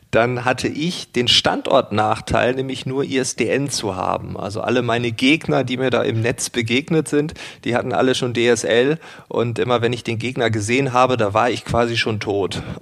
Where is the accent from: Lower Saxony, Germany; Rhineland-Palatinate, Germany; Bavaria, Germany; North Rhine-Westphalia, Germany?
Lower Saxony, Germany; Paul, du bist Münchner, ich bin Ostfriese.